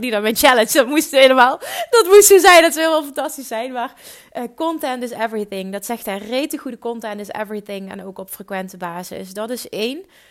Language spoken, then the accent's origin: Dutch; Limburg, Netherlands; accent: Limburgs; Ik heb een stom Limburgs accent